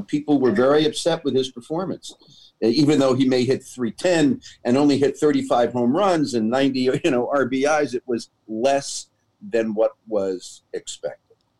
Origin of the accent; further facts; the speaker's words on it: New York City, New York, United States; I grew up in New York